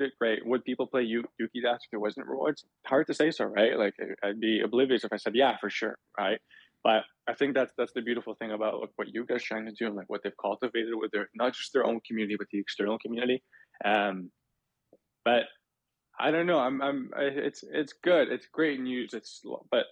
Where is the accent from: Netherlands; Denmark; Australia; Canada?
Canada; Toronto, Ontario; I'm from Toronto